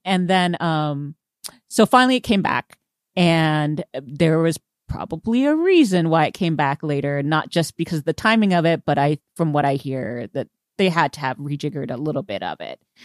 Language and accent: English; Houston, Texas, United States; I am from Houston, um, and I am Vietnamese